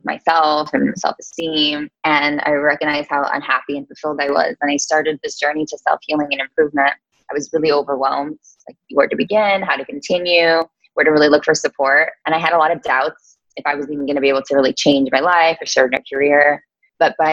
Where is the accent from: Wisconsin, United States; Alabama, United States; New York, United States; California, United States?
New York, United States; also born or lived in Las Vegas; I am from New York